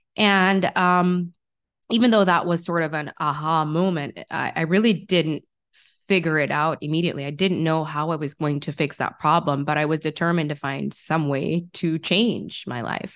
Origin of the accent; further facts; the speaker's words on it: Jamaica; I grew up in Jamaica